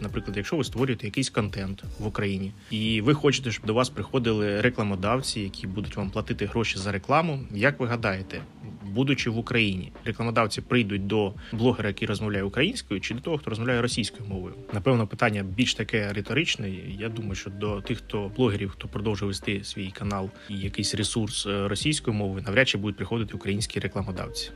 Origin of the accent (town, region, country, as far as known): Ukraine; Ukrainian is a second language